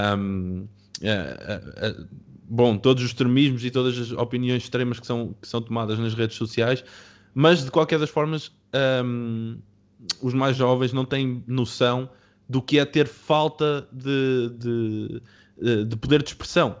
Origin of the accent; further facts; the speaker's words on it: Portugal; de onde eu venho, venho de Oliveira das Meias